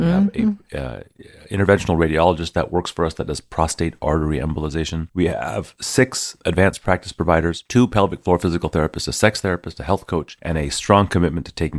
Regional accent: Houston, Texas, United States; I'm from Houston.

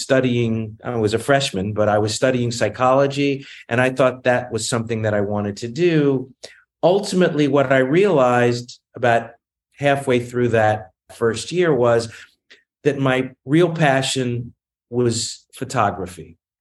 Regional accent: Newport News, Virginia, United States; moved away as an adult; also born or lived in Boston / Los Angeles; now in New York, United States; I grew up in Newport News, Virginia

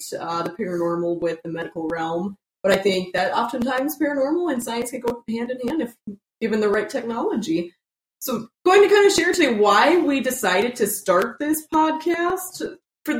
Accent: South Dakota, United States; we're from South Dakota

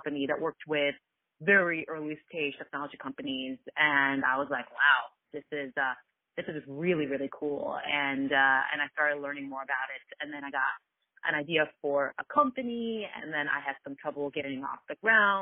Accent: Philadelphia, Pennsylvania, United States; also born or lived in Kuwait; I was born in Kuwait, and it was a complete fluke how my family and I ended up here in Philadelphia

